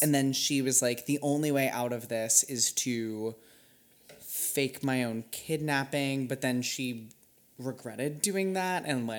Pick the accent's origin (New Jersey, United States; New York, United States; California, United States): California, United States; Northern; also born or lived in Oakland; I grew up in Northern California.